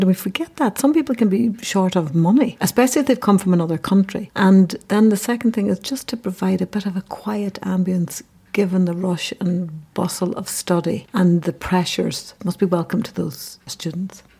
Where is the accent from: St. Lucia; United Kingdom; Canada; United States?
United Kingdom; Derry, Northern Ireland; from the Bogside